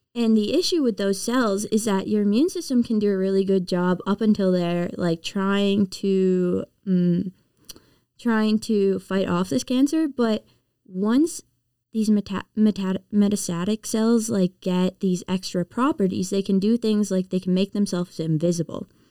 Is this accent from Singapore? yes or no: no; Prince Edward Island, Canada; moved away as an adult; also born or lived in Nova Scotia; I'm from Prince Edward Island